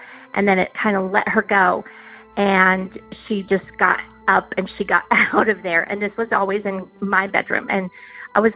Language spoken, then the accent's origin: English; Albuquerque, New Mexico, United States; I am from Albuquerque, New Mexico